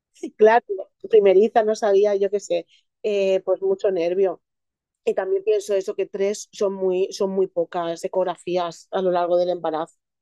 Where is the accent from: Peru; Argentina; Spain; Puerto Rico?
Spain; Elche, Valencian Community; yo soy de Elche